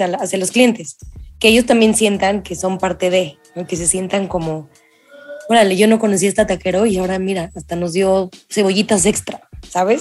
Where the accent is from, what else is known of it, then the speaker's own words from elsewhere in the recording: Mexico City, Mexico; como chilango